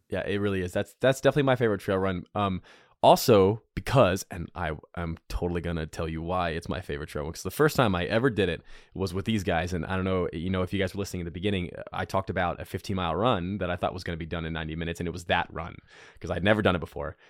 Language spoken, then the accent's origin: English; North Carolina, United States; I'm from North Carolina. We talk real good.